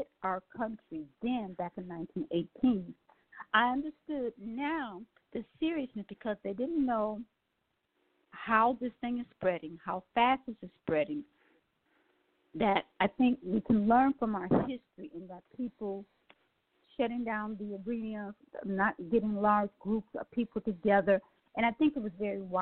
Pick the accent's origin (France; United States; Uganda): United States; Milwaukee, Wisconsin; moved away; Milwaukee, Wisconsin, which is my hometown